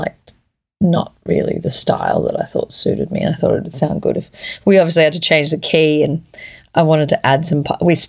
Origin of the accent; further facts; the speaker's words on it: Australia; also born or lived in Edinburgh; me being Australian